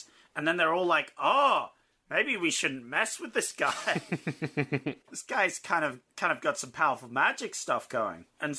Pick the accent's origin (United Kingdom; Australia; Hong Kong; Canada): Australia; Yeah, we're Australian.